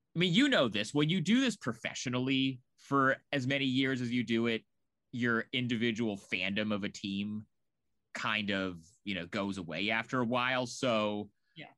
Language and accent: English; Portland, Oregon, United States; moved away as an adult; also born or lived in Chicago; I, I'm from Portland.